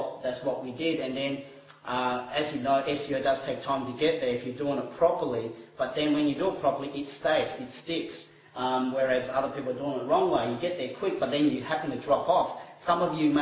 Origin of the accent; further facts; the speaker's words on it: Timor-Leste; moved away; I was born overseas in East Timor